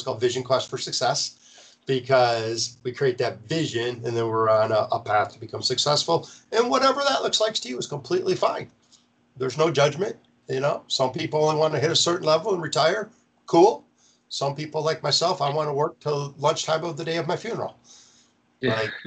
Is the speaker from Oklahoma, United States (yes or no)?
no; Marlette, Michigan, United States; now in Florida, United States; my hometown